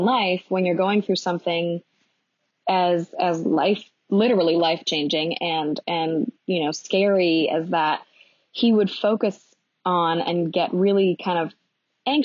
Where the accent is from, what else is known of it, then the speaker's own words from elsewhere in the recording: Los Angeles, California, United States; also born or lived in New York; now in Portland, United States; growing up in Los Angeles